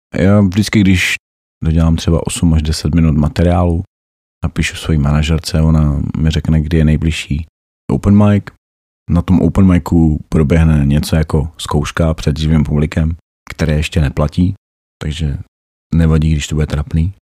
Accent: Opava, Moravian-Silesian Region, Czechia; moved away as an adult; Pocházím z Opavy, jinak jsem se sem přistěhoval za prací

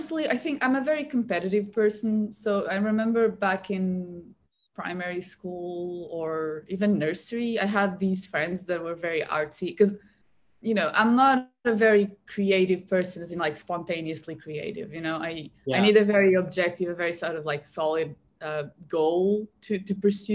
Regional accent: Portugal; Portugal where I'm from

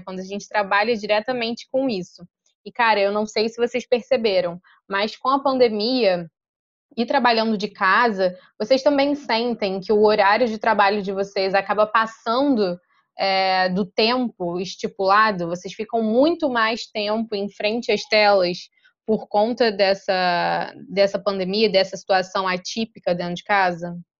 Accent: Rio de Janeiro, Brazil; tenho 24 anos, nascida e criada na Ilha do Governador, zona norte do Rio de Janeiro

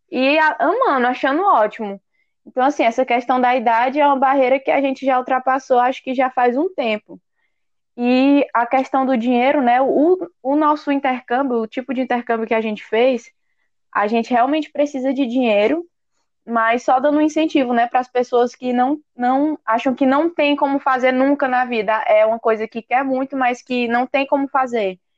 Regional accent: Northeast Region, Brazil; A gente tem aqui exemplo de o Henrique é do Sudeste, eu, o Daniel somos do Nordeste

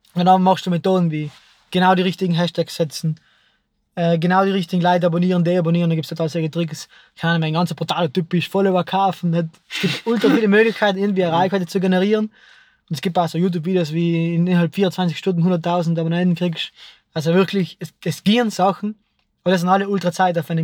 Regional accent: South Tyrol, Trentino-Alto Adige, Italy; bei uns in Südtirol

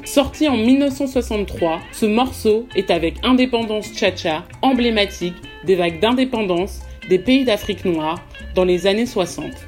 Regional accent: France; j'ai grandi en France, mais toute ma famille est originaire du Congo-Brazzaville

